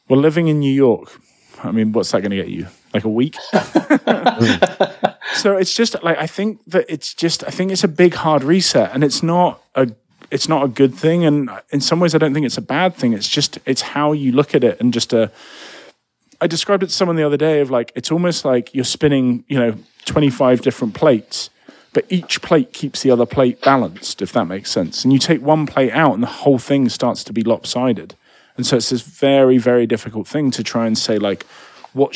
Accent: United Kingdom; moved away; I'm British

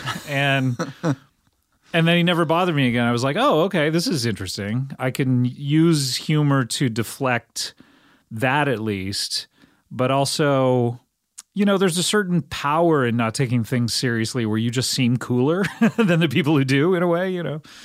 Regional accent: Cypress, California, United States; my hometown of Cyprus in Orange County, California

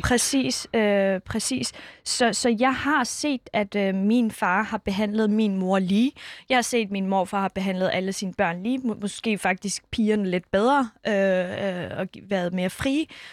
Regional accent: Skærbæk, Southern Denmark, Denmark; born or raised there; also born or lived in Iran / Kurdistan

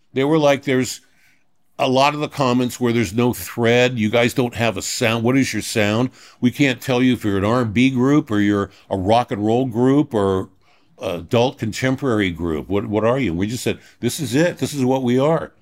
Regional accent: Los Angeles, California, United States; I grew up in Reseda till I was five

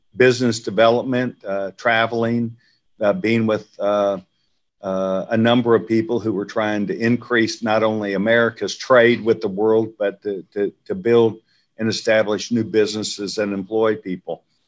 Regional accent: Waco, Texas, United States; I grew up in Waco, Texas

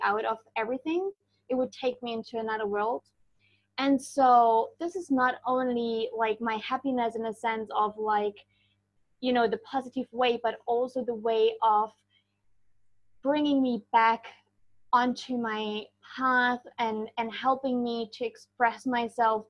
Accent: Germany; moved away; Originally, I am from Germany

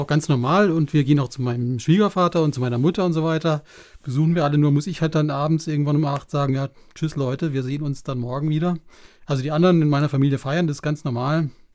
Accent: Black Forest, Baden-Württemberg, Germany; komme aus dem fernen Schwarzwald

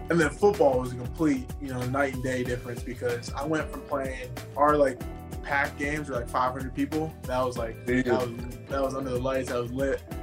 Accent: Abbotsford, British Columbia, Canada; moved away as an adult; also born or lived in Surrey, British Columbia; now in United States; my hometown, I was born in a city called Surrey, grew up in a city called Abbotsford, which is all right outside of Vancouver, British Columbia, and I only came to the States for school.

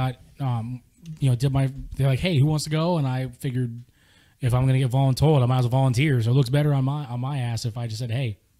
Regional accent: San Diego, California, United States; growing up around San Diego, you grew up around Marines.

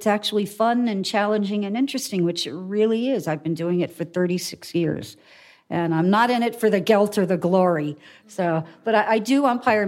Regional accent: New York City, New York, United States; I am born and raised right here in Manhattan

